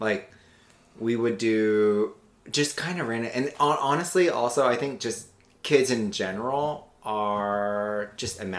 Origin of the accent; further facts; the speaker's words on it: Virginia Beach, Virginia, United States; also born or lived in Louisiana; I grew up in Virginia Beach. My dad was in the Navy, so I moved around a lot. Uh, but as a kid, I'm from Louisiana.